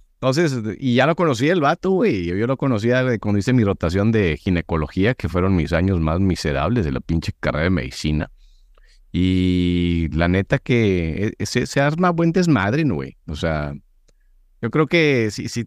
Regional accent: Monterrey, Nuevo León, Mexico; Yo soy regio

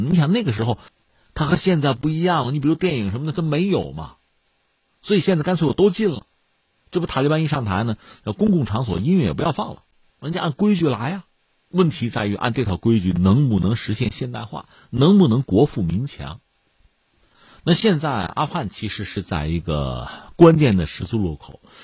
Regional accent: China; 作为中国人

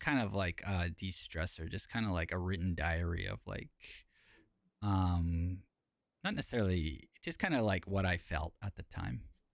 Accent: Canada; moved away as an adult; now in Japan; So I'm r, from Canada, uh, and actually Palbert is the closest, biggest city from my hometown.

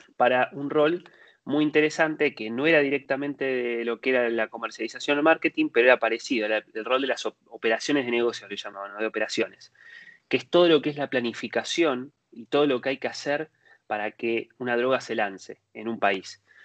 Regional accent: Argentina; moved away as an adult; now in Spain; yo soy nacido en Argentina, ahora estoy viviendo hace unos años en, España

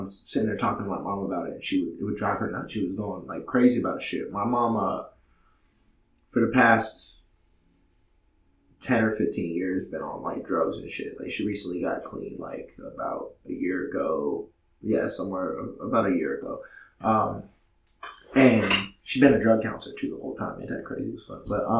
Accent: Massachusetts, United States; The house I grew up in Massachusetts, so that shit was fucking, that shit was bananas.

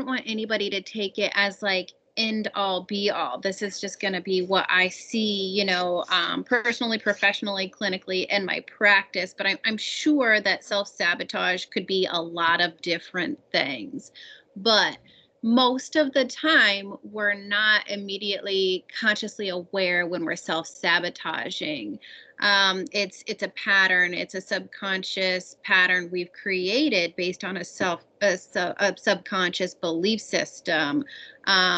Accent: central Iowa, United States; moved away as an adult; also born or lived in New York; born and raised in Iowa, central Iowa

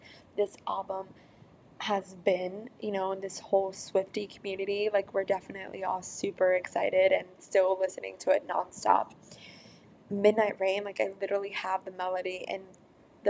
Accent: San Francisco, California, United States; my hometown of San Francisco

